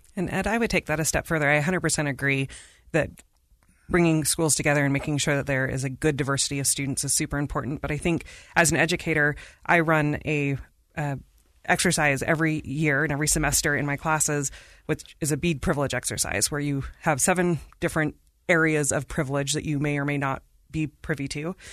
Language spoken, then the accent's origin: English; India; moved away; I am from India.